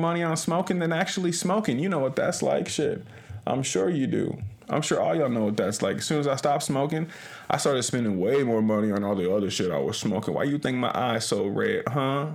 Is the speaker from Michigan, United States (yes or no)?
no; Omaha, Nebraska, United States; I hail from Omaha, Nebraska